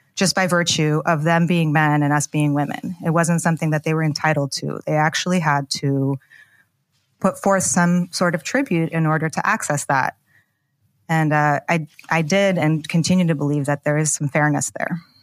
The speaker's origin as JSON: {"language": "English", "region": "Pacific Northwest", "country": "United States", "tie": "born or raised there", "also_born_or_lived": "Soviet Union / New York", "moved": "as an adult", "said": "I was born in the former Soviet Union. My family came as political refugees in the late nineteen eighties. And I grew up in the Pacific Northwest"}